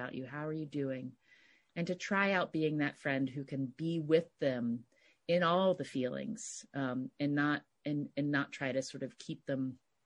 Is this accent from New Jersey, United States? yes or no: no; West Virginia, United States; moved away as an adult; also born or lived in New York City; now in Bay Area, United States; I grew up, in a kind of, suburban small community in West Virginia